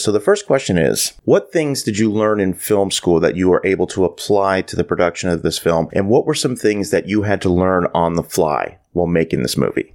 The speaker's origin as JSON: {"language": "English", "country": "Canada", "tie": "born or raised there", "said": "growing up in Canada"}